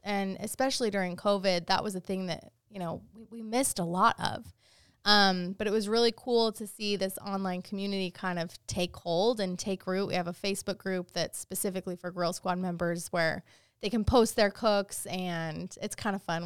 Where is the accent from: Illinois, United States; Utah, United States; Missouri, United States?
Utah, United States; where I grew up in Utah